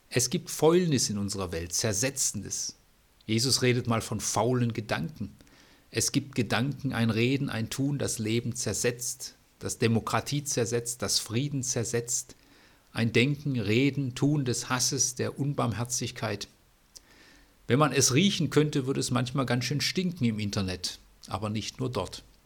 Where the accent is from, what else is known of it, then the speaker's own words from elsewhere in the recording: Bad Salzuflen, North Rhine-Westphalia, Germany; Ich bin in Bad Salzuflen geboren